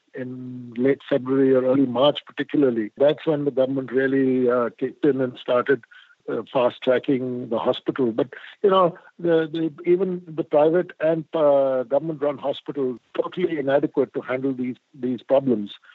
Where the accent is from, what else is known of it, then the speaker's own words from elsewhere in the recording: India; I'm an Indian and I believe in karma